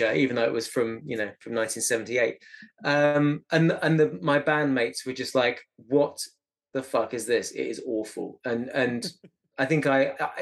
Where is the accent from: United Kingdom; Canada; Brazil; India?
United Kingdom; Eastbourne, South East England; I grew up in Eastbourne